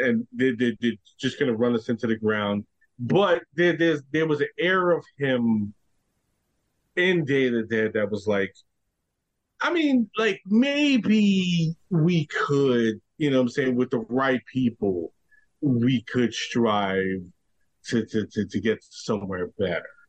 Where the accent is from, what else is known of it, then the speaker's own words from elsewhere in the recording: New York, United States; me being a New Yorker